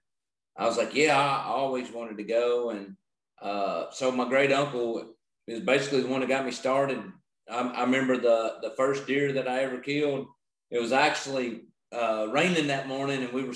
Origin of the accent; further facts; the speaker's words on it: Utica, Kentucky, United States; So I'm from Owensboro, Kentucky, actually right outside of Owensboro. It's called Utica, Kentucky. and which is Western Kentucky